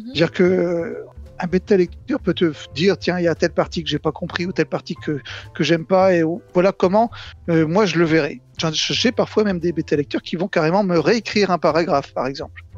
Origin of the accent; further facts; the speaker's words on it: Nantes, Pays de la Loire, France; Je suis nantais